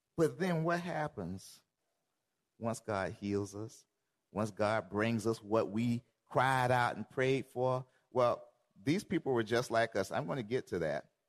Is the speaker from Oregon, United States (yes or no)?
no; Georgia, United States; I'm from Georgia